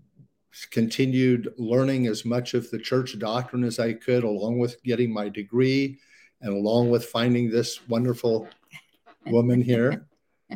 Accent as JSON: {"language": "English", "region": "Indiana", "country": "United States", "tie": "born or raised there", "moved": "as an adult", "said": "I grew up in Indiana"}